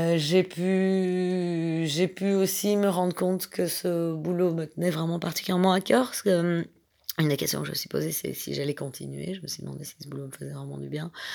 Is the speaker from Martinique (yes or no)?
no; Belgium; je suis belge